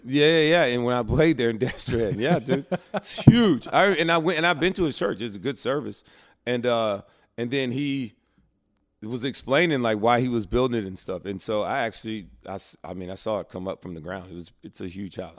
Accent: Alabama, United States; moved away; I grew up in Alabama, so I went to Southern Baptist Church

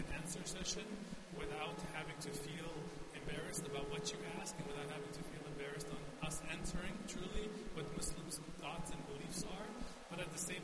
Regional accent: Afghanistan; now in Albuquerque, United States; I've been here since 1989, and I'm originally from Afghanistan

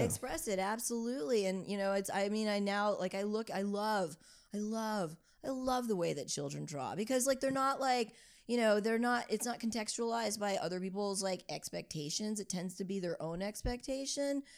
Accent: New Orleans, Louisiana, United States; moved away as an adult; also born or lived in Baltimore / Brooklyn; growing up in New Orleans and then going to school in Baltimore

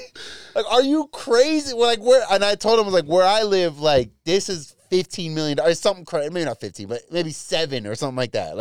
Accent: United States; No, American.

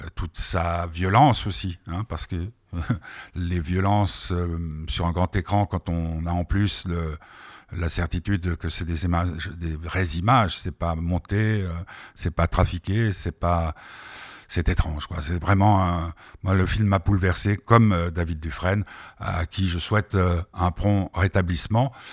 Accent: France; also born or lived in Geneva, Switzerland; now in Switzerland; j'ai été élevé en France, mais qui sont je suis genevois, suisse

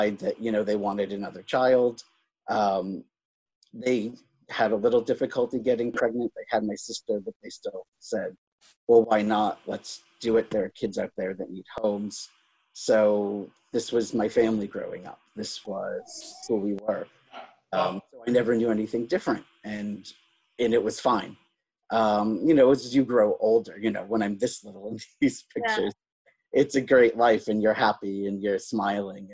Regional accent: Boston, Massachusetts, United States; also born or lived in Calcutta, India; growing up in suburban Boston, which is a predominantly Irish, Catholic, very white area

